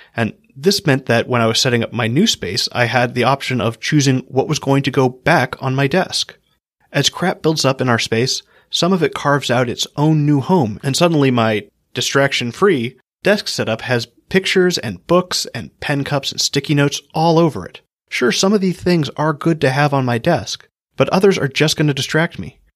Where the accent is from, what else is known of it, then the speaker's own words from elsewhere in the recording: Hawaii, United States; I grew up in Hawaii